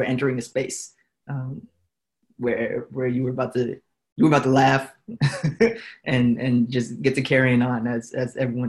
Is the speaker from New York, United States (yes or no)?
no; Florida, United States; the first barbershop that I went to growing up in Florida.